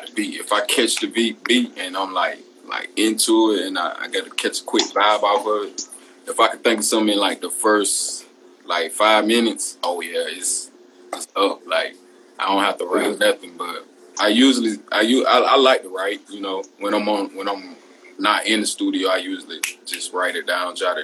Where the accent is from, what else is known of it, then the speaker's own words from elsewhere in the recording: Georgia, United States; I'm from Georgia